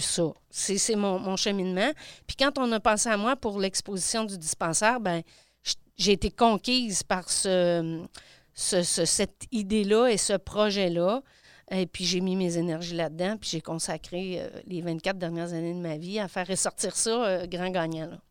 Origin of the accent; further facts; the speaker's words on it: Landrienne, Quebec, Canada; je suis native de, de Landrienne